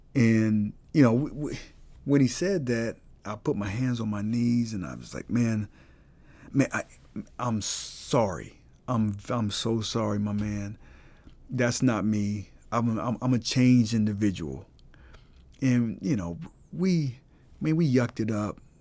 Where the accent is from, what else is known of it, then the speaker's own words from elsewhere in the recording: Colorado Springs, Colorado, United States; moved away; I'm from Colorado Springs